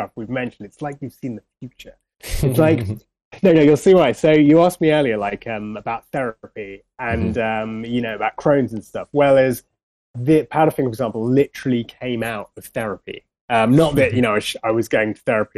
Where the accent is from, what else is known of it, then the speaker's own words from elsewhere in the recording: Radlett, East of England, United Kingdom; also born or lived in London; I'm a Londoner, you know, born bang in the center of London, I grew up in Radlett, like just outside of London.